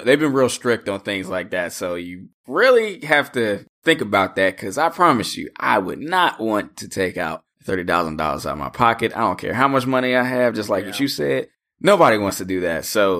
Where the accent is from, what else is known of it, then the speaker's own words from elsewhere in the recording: East Coast, United States; I'm obviously from the East Coast, lived on the East Coast all my life.